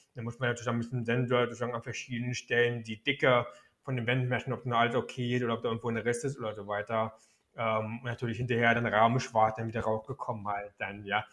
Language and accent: German; Berlin, Germany; also born or lived in Frankfurt (Oder); ich bin noch in Ostberlin geboren